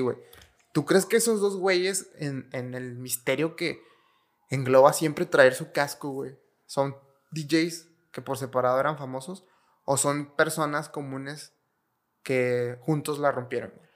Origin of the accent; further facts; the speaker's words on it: Mexico; es algo muy representativo de los rockeros mexicanos, güey realmente somos muy rockeros